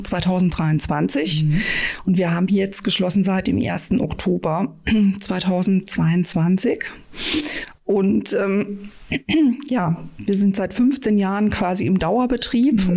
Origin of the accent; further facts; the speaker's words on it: Black Forest, Baden-Württemberg, Germany; moved away; Ich komme aber aus dem Schwarzwald, da ist man irgendwie andere Höhen an Berge gewohnt